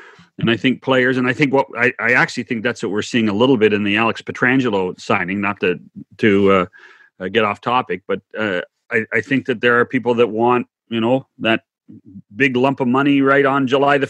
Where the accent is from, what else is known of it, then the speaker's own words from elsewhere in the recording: Western Canada, Canada; I grew up in Western Canada.